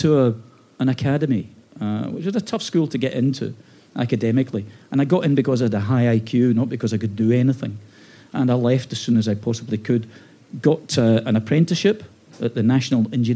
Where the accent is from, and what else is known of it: Glasgow, Scotland, United Kingdom; born or raised there; moved away